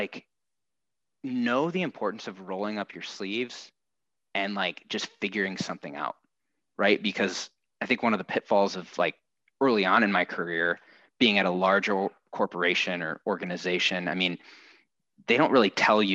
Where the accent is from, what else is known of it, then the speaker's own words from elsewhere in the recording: Midwest, United States; also born or lived in Minnesota / Indiana / Minneapolis; I grew up in the Midwest, was the oldest of three boys.